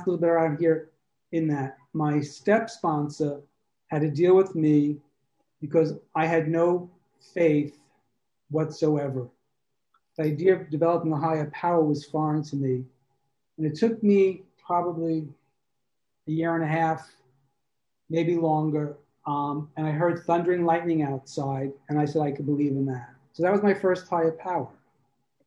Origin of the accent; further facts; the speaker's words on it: New York, United States; moved away as an adult; also born or lived in Brooklyn, New York / Tribeca, New York; now in Provincetown, United States; Originally, I'm from New York. You might hear it in my voice